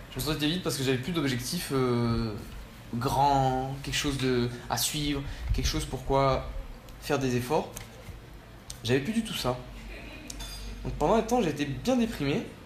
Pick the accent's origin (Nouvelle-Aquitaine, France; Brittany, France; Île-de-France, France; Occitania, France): Occitania, France; Nîmes; also born or lived in Spain / Chile; je suis né en Espagne en 1996, j'ai donc 21 ans. Vers l'âge de 5 ans on est parti en France vivre euh, avec, mes parents et j'ai grandi essentiellement dans la ville de Nîmes